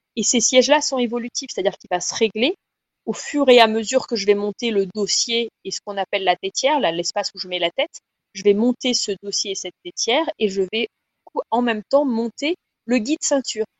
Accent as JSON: {"language": "French", "country": "France", "said": "chez nous en France"}